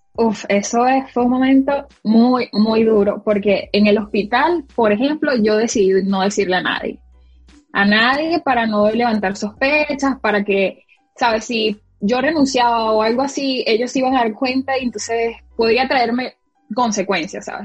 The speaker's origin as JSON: {"language": "Spanish", "region": "Barinas", "country": "Venezuela", "moved": "as an adult", "lives_now": "United States", "said": "De Barinas"}